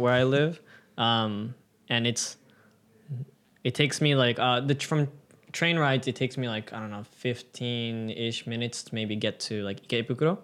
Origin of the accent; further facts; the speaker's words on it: United States; now in Japan; being an American